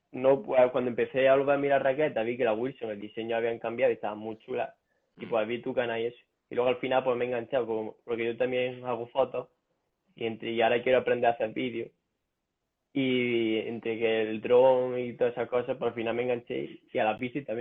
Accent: a village in Jaén, Andalusia, Spain; Soy de Jaén, de un, pueblo de Jaén.

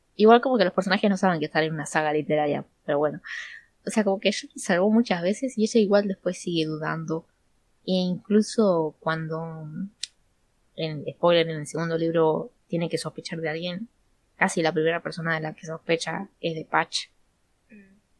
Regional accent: Buenos Aires, Argentina; somos todas de Argentina, de veras a ti, de Buenos Aires

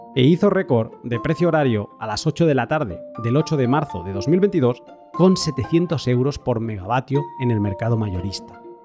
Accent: Barcelona, Catalonia, Spain; moved away; also born or lived in northern Europe; yo soy de Barcelona, pero me he ido a vivir al norte de Europa

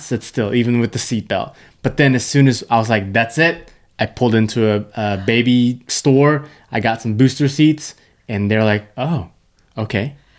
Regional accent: Malaysia; moved away; Malaysia specifically, in my hometown, small town, not the main city

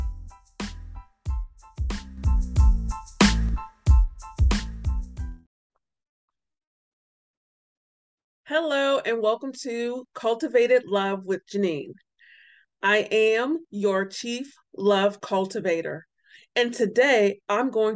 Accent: Warren, Ohio, United States; also born or lived in Columbus, Ohio; I'm originally from Warren, Ohio, and for a period of my life, I lived in Columbus, Ohio.

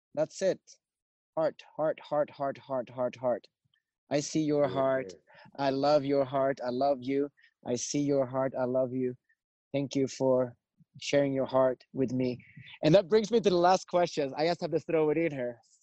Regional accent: Sweden; moved away as an adult; also born or lived in United States; I grew up in Sweden.

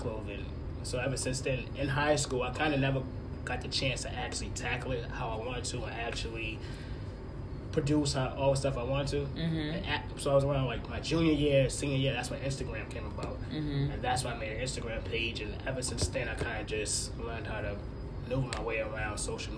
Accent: Boston, Massachusetts, United States; I'm from Boston

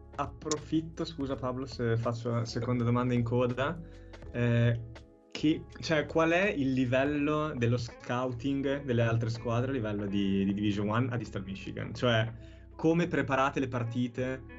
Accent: Bologna, Emilia-Romagna, Italy; da bolognese

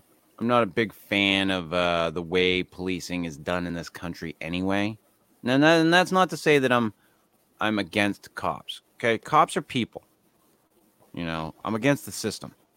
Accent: United States

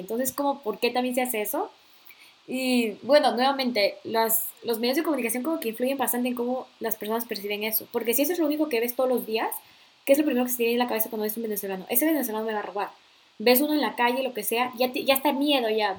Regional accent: Peru; moved away

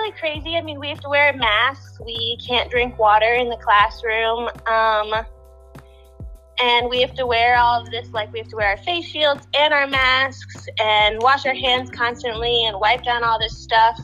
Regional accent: Naperville, Illinois, United States; I'm from Naperville, Illinois, which is about 45 minutes from Chicago

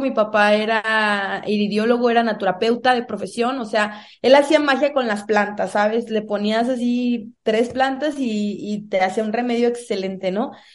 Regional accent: Salamanca, Guanajuato, Mexico; also born or lived in Cuaramaro; nací en Cuaramalo, pero crecí en Salamanca, Guanajuato, en una comunidad, la verdad, muy humilde

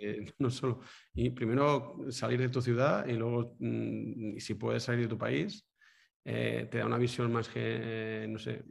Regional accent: Manresa, Catalonia, Spain; now in Girona, Spain; soy nacido en Manresa, eh, un pueblo de, Cataluña, y, nada, vivo ahora en Girona

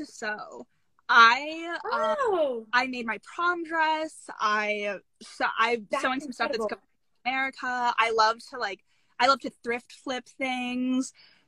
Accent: Virginia, United States; I'm from Virginia. I'm Miss Virginia

